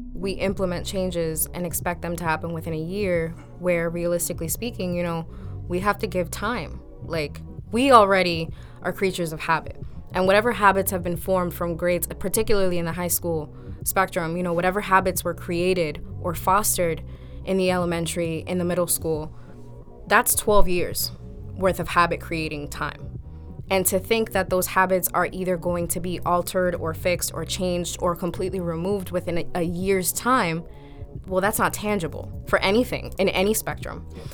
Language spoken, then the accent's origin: English; Lawrence, Massachusetts, United States; I've been a product of Lawrence Public School Systems myself